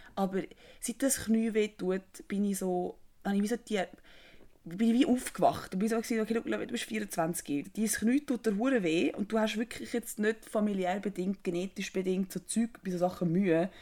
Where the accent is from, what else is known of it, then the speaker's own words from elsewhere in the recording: Switzerland; als Schweizerin